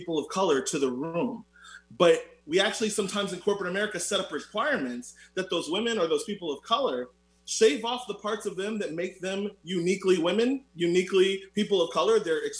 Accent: Orlando, Florida, United States; I'm also from Orlando, Florida

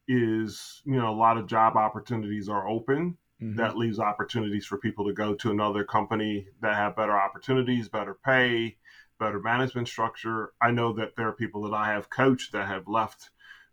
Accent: Chicago, Illinois, United States; also born or lived in Germany; I grew up in the Chicago area

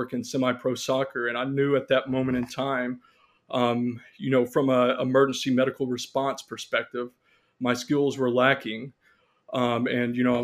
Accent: near Shreveport, northwest Louisiana, United States; moved away as an adult; also born or lived in Conway, Arkansas / Little Rock, Arkansas; now in Chula Vista, United States; I grew up in Louisiana, in northwest Louisiana, near Shreveport, Louisiana

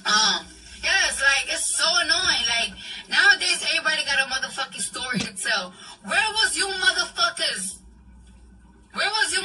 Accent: New York, United States; I'm from New York

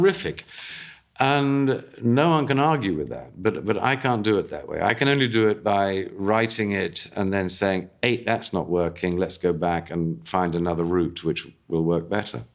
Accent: England, United Kingdom; I grew up in England.

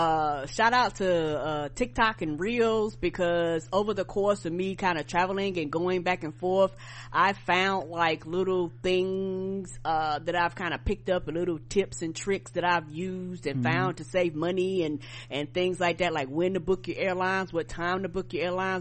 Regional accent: Albany, New York, United States; born there; because I was born in Albany, New York.

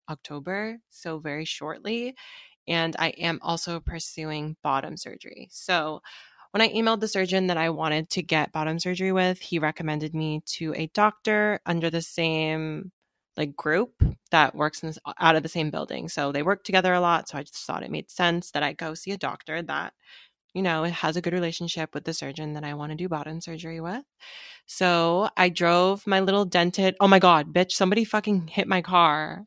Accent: Seattle, Washington, United States; me growing up in Seattle

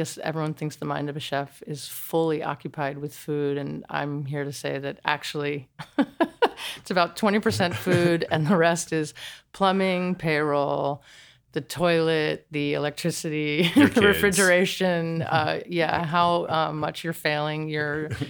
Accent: New Jersey, United States; New Jersey.

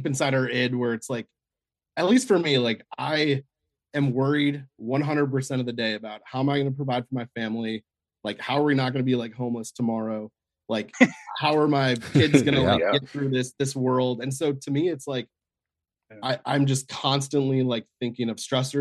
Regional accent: Chicago, Illinois, United States; moved away; also born or lived in Northern Virginia; I grew up in Chicago, Southside Chicago

